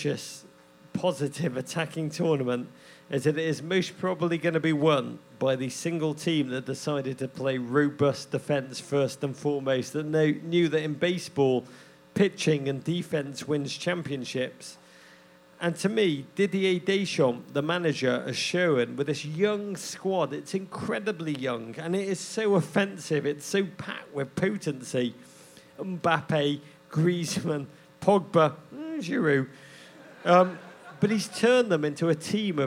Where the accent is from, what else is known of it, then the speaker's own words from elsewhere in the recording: England, United Kingdom; now in United States; As an Englishman, even though I'm now American